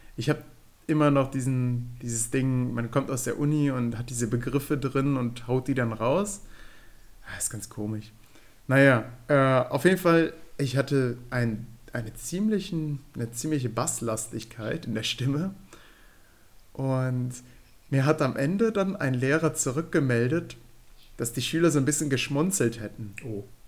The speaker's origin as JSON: {"language": "German", "country": "Germany", "accent": "Rhineland (rheinländisch)", "said": "unseren rheinländischen ähm, jetzt müssen wir nochmal helfen. Akzent"}